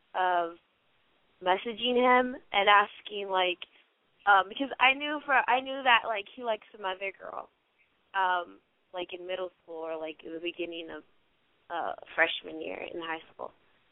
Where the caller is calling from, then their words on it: Los Angeles, California, United States; I'm from Los Angeles, and I'm 17.